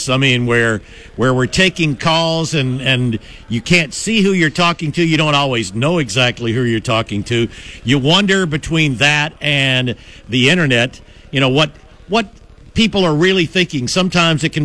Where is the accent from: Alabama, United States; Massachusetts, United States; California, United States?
Alabama, United States; South; now in Auburn, United States; I grew up in South Alabama